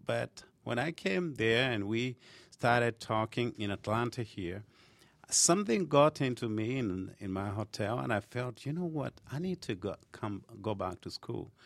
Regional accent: Kenya; moved away as an adult; now in United States; I was born in Kenya and I moved to United States when I was about twenty-something, twenty-something years

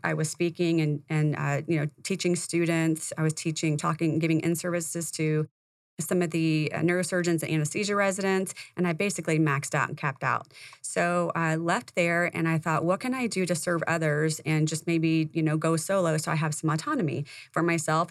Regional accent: Indiana, United States; moved away; I came from Indiana, that's where I was born and raised

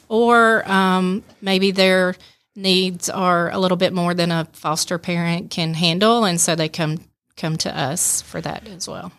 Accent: Rome, Georgia, United States; I was born and raised in Rome

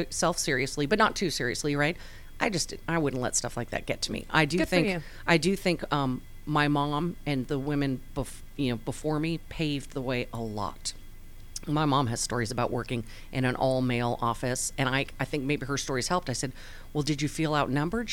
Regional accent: Southern California, United States; moved away as an adult; also born or lived in Pocatello, Idaho; I grew up in Southern California

